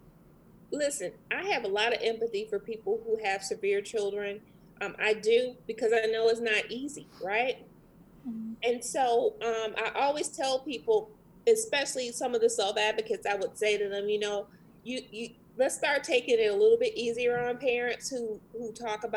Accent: Jamaica; moved away; I'm actually from the West Indies

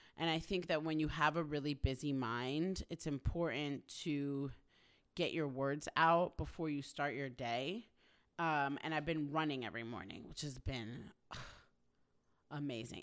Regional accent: New York, United States; now in Los Angeles, United States; I'm from New York

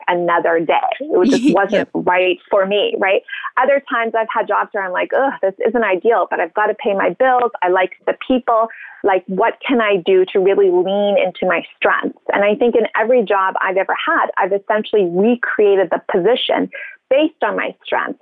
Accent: Cape Town, Western Cape, South Africa; moved away as an adult; also born or lived in Zimbabwe; I was born in Zimbabwe, which is a country just above South Africa. And then I went to school in Cape Town, which is at the bottom point of South Africa. So high school and university

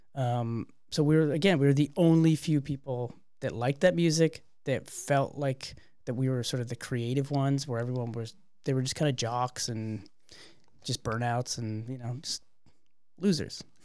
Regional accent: Canada; we're a Canadian band.

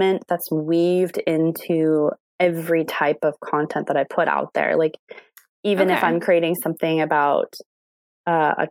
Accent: Indianapolis, Indiana, United States; I'm from Indianapolis, born and raised

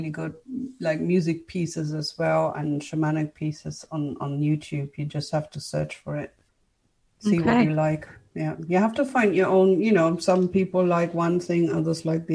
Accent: Germany; English is a second language; moved away as an adult; also born or lived in United Kingdom; I'm from Germany. I am actually a German, but I lived for a decade in the UK, studied there and all

